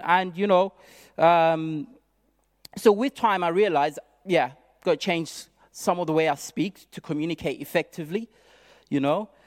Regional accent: Zimbabwe; now in United Kingdom; I come from Zimbabwe originally, and I arrived in this country

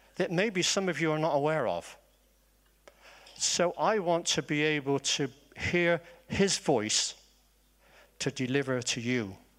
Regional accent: Bristol, South West England, United Kingdom; accent: Bristolian; I am Bristolian, so maybe my accent sounds like Wurzel Gummidge

